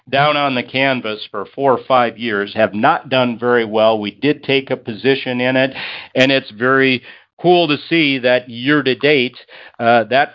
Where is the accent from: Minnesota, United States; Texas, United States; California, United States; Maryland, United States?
Minnesota, United States; Madison; my hometown of Madison, Minnesota